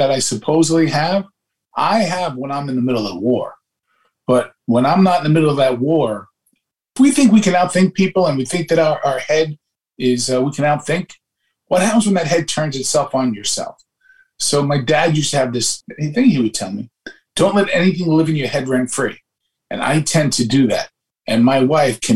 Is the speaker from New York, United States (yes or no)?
yes; New York City, New York, United States; People say I'm Irish, Italian, Black, Jewish, Caribbean, because everything was in my neighborhood. And I am a microcosm of all of that DNA that went out in those Brooklyn Nights.